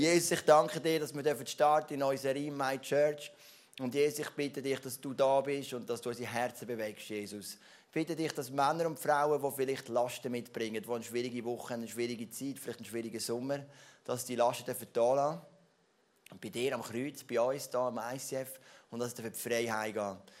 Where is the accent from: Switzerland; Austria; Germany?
Switzerland; ich bin Schweizer